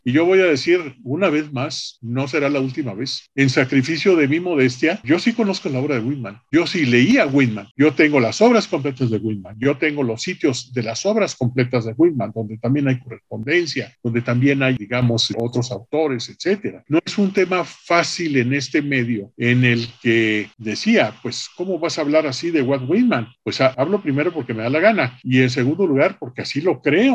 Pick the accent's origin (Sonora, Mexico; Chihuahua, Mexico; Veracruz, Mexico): Chihuahua, Mexico; Yo soy fronterizo, es decir, yo soy originario de Chihuahua